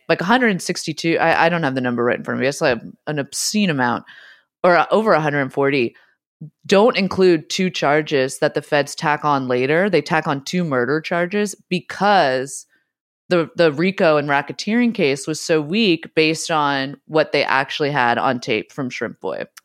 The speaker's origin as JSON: {"language": "English", "town": "San Francisco", "region": "California", "country": "United States", "tie": "born or raised there", "said": "I grew up in San Francisco"}